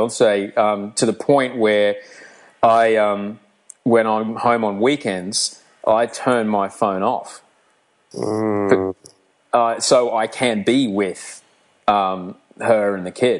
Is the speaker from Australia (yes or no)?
yes; Australia